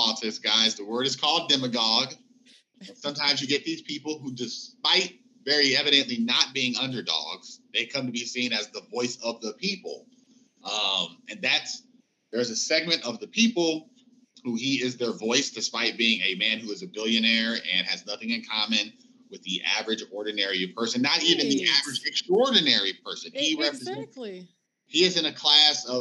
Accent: Indiana, United States; we're from Indiana.

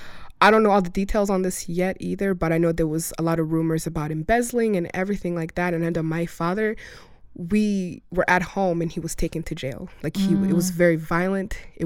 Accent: Russia; now in United States; had gone to school in Russia, and that's actually where I was born.

